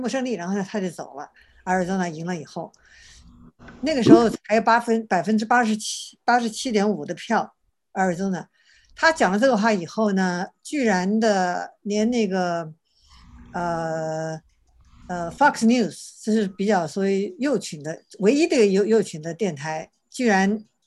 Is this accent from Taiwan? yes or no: no; China; 我们中国人那样，呃，很勤奋